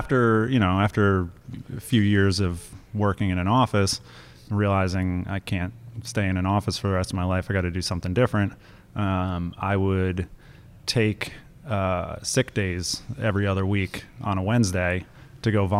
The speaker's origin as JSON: {"language": "English", "region": "New Jersey", "country": "United States", "also_born_or_lived": "Pennsylvania", "moved": "yes", "said": "I'm not originally from Pennsylvania. I'm from New Jersey"}